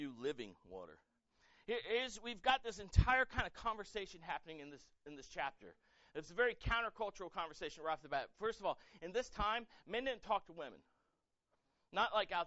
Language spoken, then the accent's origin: English; United States; I'm proud to be American. I served in the military for 7 years. I love this country.